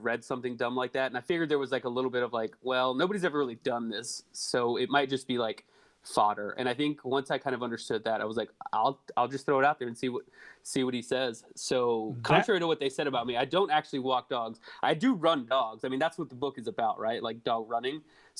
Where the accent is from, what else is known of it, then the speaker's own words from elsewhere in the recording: Dallas, Texas, United States; moved away as an adult; also born or lived in Lubbock, Texas; now in Washington, D.C., United States; I'm from Dallas. Yeah, I'm from Dallas originally. It's Lubbock technically, but then high school and college in Dallas. I live out in DC now.